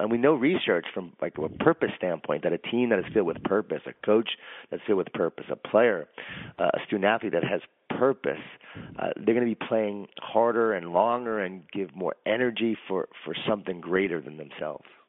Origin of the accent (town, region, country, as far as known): Long Island, New York, United States; born or raised there